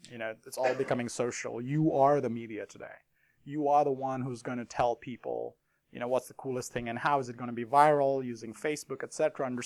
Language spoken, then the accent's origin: English; India; Everyone welcomed me. I never felt I was from India.